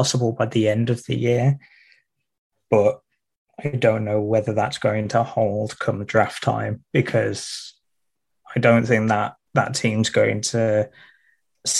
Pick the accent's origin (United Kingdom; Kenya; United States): United Kingdom; Midlands; I'm from the Midlands, so you've got the north and south divide, and then I just switch between the two